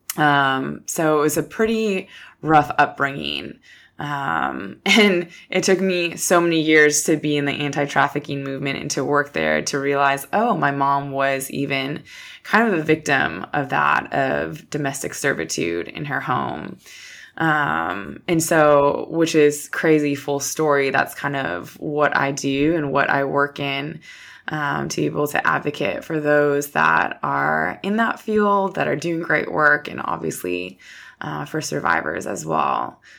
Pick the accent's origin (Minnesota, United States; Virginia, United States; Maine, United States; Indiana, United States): Minnesota, United States; moved away; Minnesota, that's where I'm from, small town Minnesota